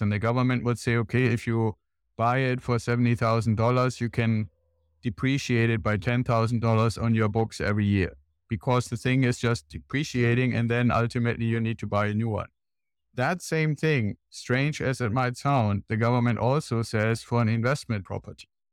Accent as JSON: {"language": "English", "country": "Germany", "moved": "yes", "lives_now": "United States", "said": "I'm originally from Germany, and when I came over to the United States"}